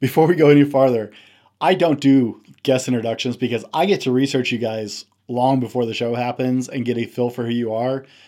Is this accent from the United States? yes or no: yes; the South, United States; I'm a Southerner, uh, by birth